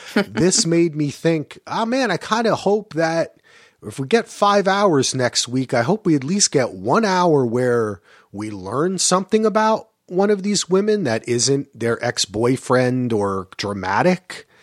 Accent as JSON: {"language": "English", "country": "United States", "tie": "born or raised there", "also_born_or_lived": "Greensboro, North Carolina", "moved": "as an adult", "said": "things that I grew up with in New York and New Jersey"}